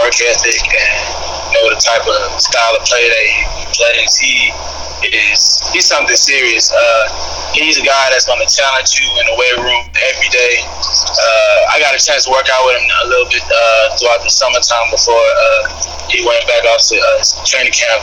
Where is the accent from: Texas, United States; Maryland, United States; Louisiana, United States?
Texas, United States; Houston area; moved away as an adult; also born or lived in Kansas / California / Mississippi; I grew up watching the Texans my whole life